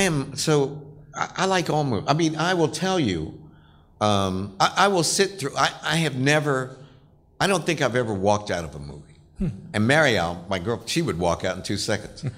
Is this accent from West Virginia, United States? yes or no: yes; West Virginia, United States; moved away as an adult; And I was black, I was from West Virginia.